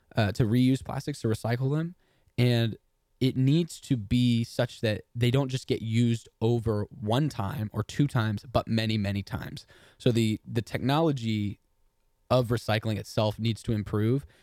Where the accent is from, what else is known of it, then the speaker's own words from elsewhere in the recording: Texas, United States; I'm from Texas and we pronounce everything wrong